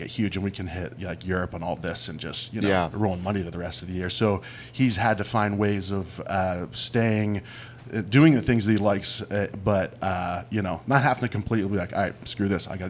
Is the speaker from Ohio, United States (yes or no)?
yes; Ohio, United States; I'm from Ohio, right?